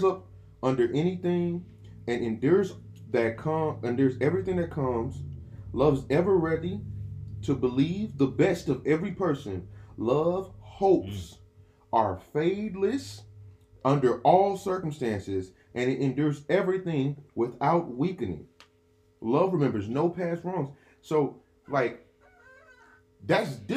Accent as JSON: {"language": "English", "town": "Memphis", "region": "Tennessee", "country": "United States", "also_born_or_lived": "Greenville, Mississippi", "said": "I am also from Memphis"}